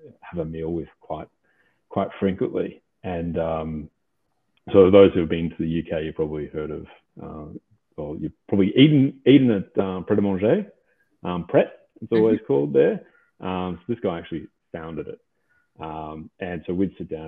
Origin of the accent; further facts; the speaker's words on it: Australia; I grew up here playing rugby